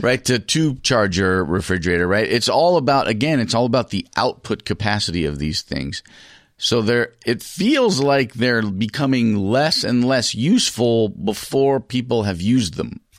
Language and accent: English; United States; I'm from America.